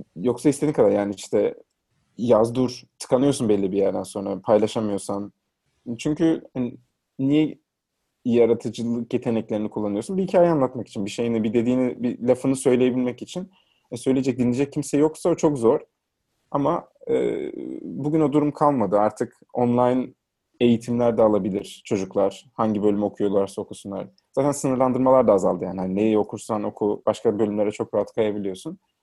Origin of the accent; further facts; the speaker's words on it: Trabzon, Turkey; moved away as an adult; now in Istanbul, Turkey; Trabzon'da doğdum, büyüdüm